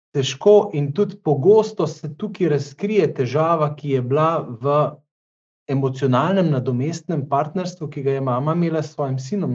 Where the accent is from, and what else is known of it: Slovenia